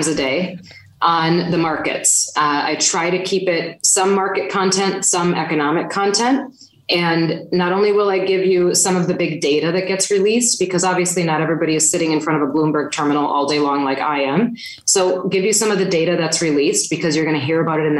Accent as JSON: {"language": "English", "region": "Wisconsin", "country": "United States", "said": "I'm from Wisconsin"}